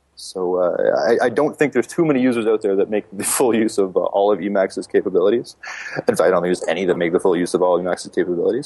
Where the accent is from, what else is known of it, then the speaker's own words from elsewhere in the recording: Calgary, Alberta, Canada; live in my hometown of Calgary.